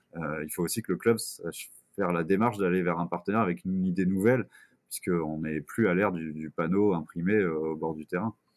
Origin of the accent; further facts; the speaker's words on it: Quimper, Brittany, France; moved away as an adult; now in Bourges, France; Je suis originaire de Quimper en Bretagne